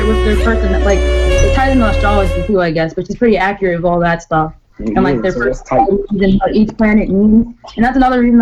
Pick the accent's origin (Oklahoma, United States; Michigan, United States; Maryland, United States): Maryland, United States; moved away as an adult; now in Florida, United States; I'm originally from Maryland, and then I moved to Florida for school